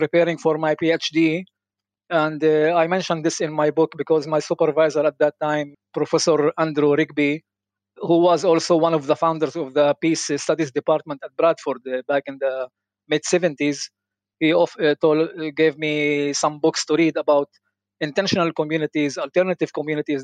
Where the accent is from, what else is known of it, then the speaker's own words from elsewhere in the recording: Nazareth, Northern District, Israel; moved away as an adult; also born or lived in Neve Shalom/Wahat al-Salam; now in Neve Shalom, Israel; I enjoyed coming back to Nazareth, to my hometown